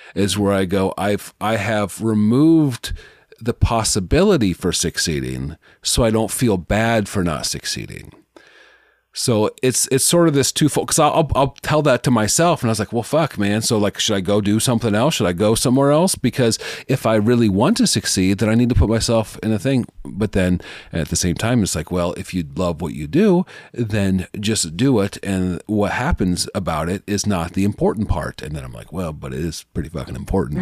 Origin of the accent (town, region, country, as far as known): Omaha, Nebraska, United States